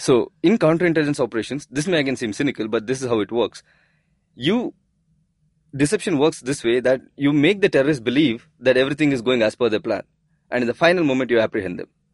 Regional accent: India; we as the Indian citizens

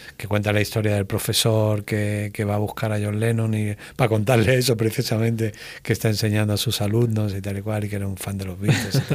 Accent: Málaga, Andalusia, Spain; si soy de Málaga

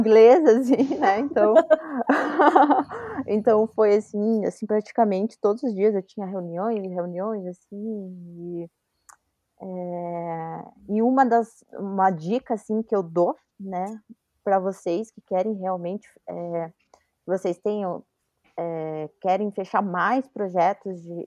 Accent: Brazil; Eu, brasileira

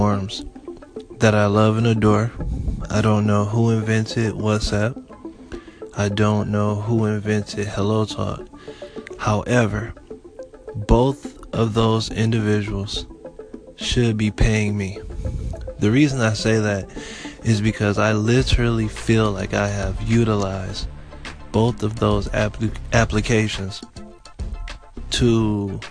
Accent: Detroit, Michigan, United States; also born or lived in Florida; I'm from Detroit, Michigan

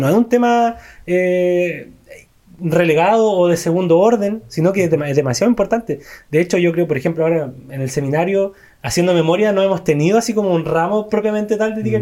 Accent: Chile; a nosotros, aquí como chilenos

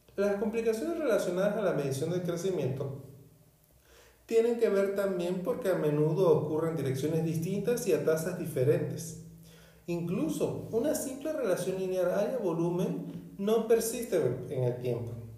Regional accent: northern Venezuela, Venezuela; En mi pueblo natal, en el norte de Venezuela

